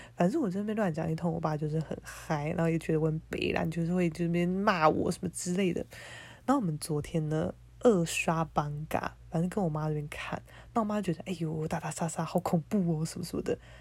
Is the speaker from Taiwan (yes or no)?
yes; Keelung, Taiwan; moved away as an adult; now in Taipei, Taiwan; 我现在正在我的老家，基隆家